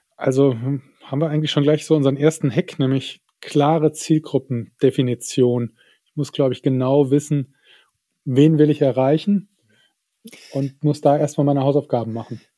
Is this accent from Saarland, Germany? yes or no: yes; Saarland, Germany; bei uns im Saarland, wo ich herkomme ursprünglich